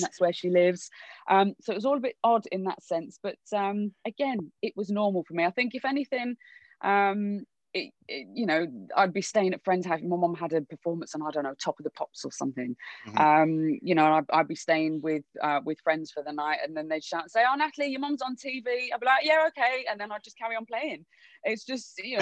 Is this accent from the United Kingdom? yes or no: yes; Wolverhampton, West Midlands, United Kingdom; also born or lived in Birmingham / London; born and bred in in Birmingham, but grew up in Wolves